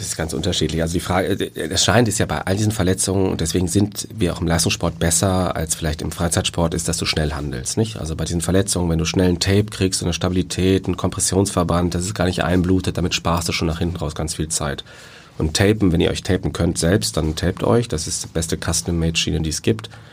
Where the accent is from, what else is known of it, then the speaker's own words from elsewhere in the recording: Cologne, North Rhine-Westphalia, Germany; moved away; ich bin Kölner. Also ich bin in Köln groß geworden, zur Schule gegangen